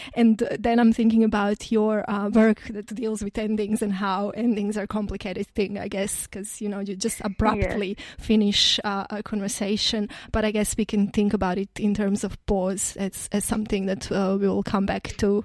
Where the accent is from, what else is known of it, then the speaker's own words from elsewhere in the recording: Croatia; moved away; I come from Croatia where we have more moderate climate in a sense that we have winters